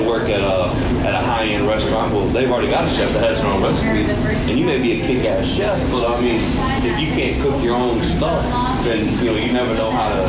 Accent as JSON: {"language": "English", "town": "Slidell", "region": "Louisiana", "country": "United States", "also_born_or_lived": "Texas", "said": "Yeah, Slidell."}